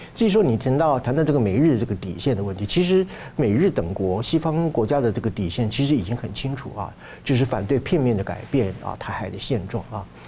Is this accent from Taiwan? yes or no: yes; Taiwan; 这不是我们台湾人要的和平